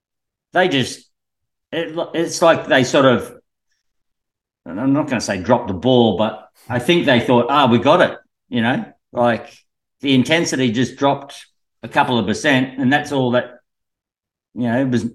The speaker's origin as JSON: {"language": "English", "region": "New South Wales", "country": "Australia", "tie": "born there", "also_born_or_lived": "Queensland", "said": "Well, I was born in New South Wales."}